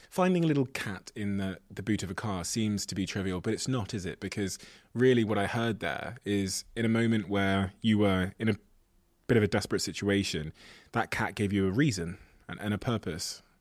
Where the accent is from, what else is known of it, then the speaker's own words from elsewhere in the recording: Devon, South West England, United Kingdom; I grew up in Devon in the Southwest